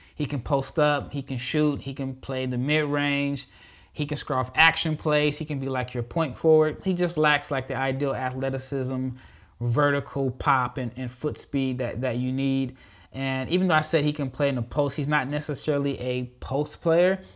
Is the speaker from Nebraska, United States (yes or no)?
yes; Nebraska, United States; I'm born and raised in Nebraska